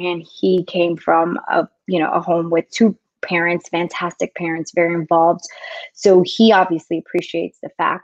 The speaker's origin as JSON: {"language": "English", "town": "New York City", "region": "New York", "country": "United States", "tie": "born or raised there", "also_born_or_lived": "South Florida / Dominican Republic (ancestry)", "moved": "yes", "said": "I was actually born in New York City. So I am American. I am second generation"}